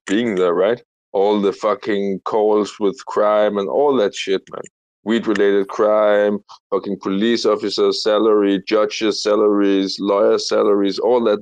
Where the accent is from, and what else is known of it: Denmark; English is a second language